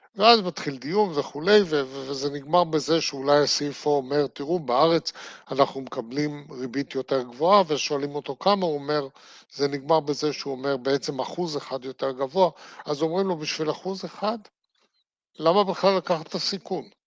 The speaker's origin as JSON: {"language": "Hebrew", "country": "Israel", "tie": "born or raised there", "said": "אני נולדתי בארץ, חייתי בארץ, אני אמות בארץ"}